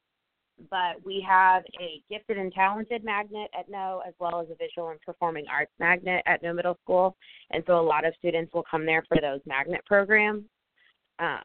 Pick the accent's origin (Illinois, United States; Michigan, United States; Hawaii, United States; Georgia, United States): Illinois, United States; Normal; moved away as an adult; also born or lived in Northern California; now in Louisville, United States; I am actually from Normal, Illinois, which is a real place.